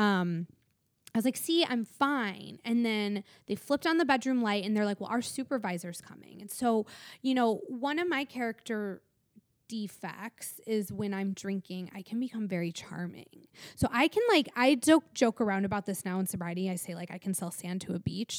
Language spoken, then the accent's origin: English; Michigan, United States; now in Los Angeles, United States; growing up in Michigan